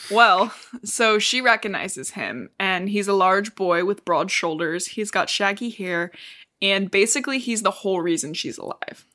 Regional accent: Cincinnati, Ohio, United States; we're from Ohio and we border Kentucky

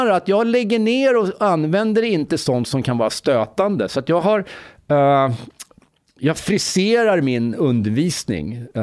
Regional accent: Egypt; now in Sweden; jag kommer från Egypten förresten.

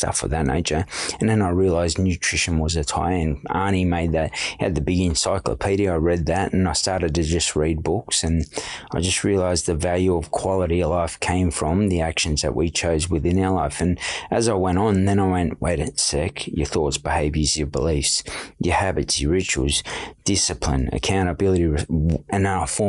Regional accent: Sydney, New South Wales, Australia; growing up in Redfern

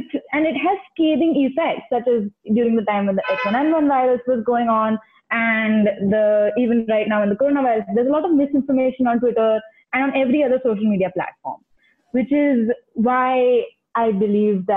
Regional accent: Ahmedabad, Gujarat, India; moved away as an adult; now in United States; I'm from Ahmedabad, born and brought up, but I have been studying in the US for the past 2 years.

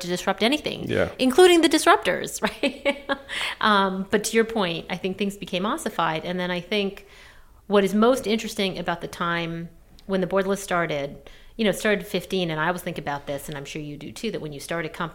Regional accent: Canada; moved away as an adult; also born or lived in New York, United States / London, United Kingdom; I grew up in Canada. I moved down to New York after college

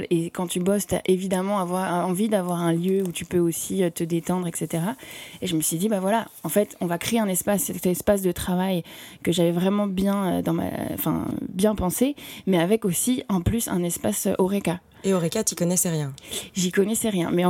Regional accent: Paris, Île-de-France, France; also born or lived in Brussels; je suis tombée vraiment amoureuse de cette ville où euh, moi, je suis parisienne.

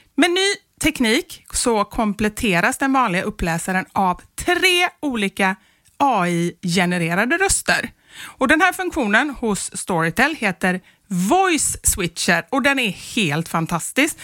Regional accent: Gothenburg, Västra Götaland, Sweden; moved away; man inte bor i Göteborg längre

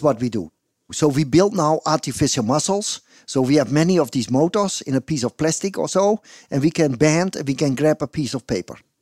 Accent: Netherlands; English is a second language; also born or lived in Groningen; I'm from the Netherlands

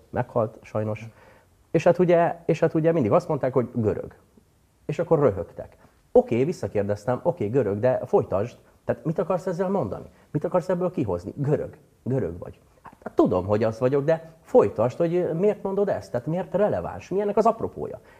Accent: Dunaújváros, Fejér, Hungary; born there; Dunajvárosban születtem különben.

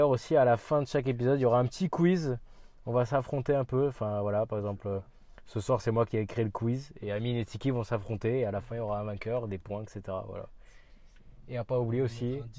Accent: France; born there; Je suis portugais, j'aime Guimarães. Je suis né en France, je suis portugais.

